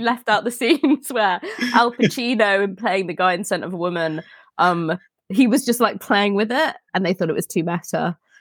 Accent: Elstree, East of England, United Kingdom; I grew up near Elstree

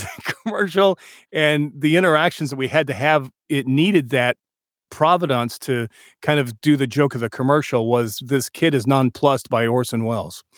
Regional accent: New Mexico, United States; I was born in New Mexico

